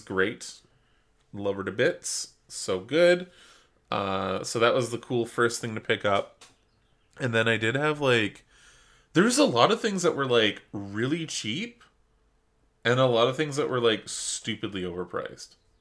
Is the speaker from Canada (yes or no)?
yes; Canada; We're Canadian.